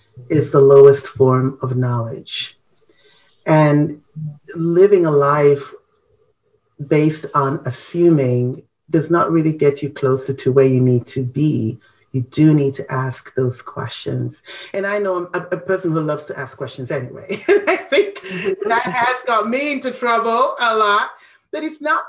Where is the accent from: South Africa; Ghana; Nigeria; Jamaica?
Ghana; our culture, you know, as a Ghanaian